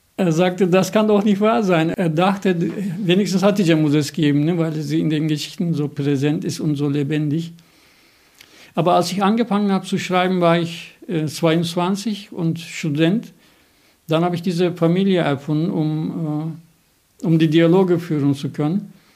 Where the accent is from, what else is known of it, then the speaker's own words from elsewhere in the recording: Turkey; now in Germany; Ich bin ja Türke in Deutschland